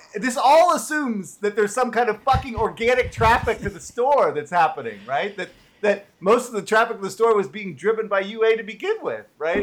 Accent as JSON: {"language": "English", "town": "San Francisco", "region": "California", "country": "United States", "tie": "born or raised there", "said": "I am born and raised in San Francisco"}